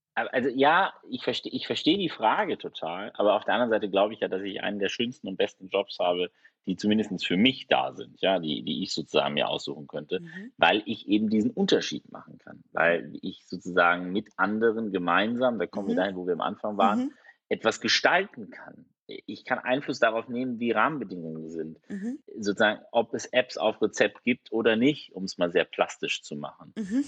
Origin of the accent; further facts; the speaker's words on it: Germany; wir als Deutsche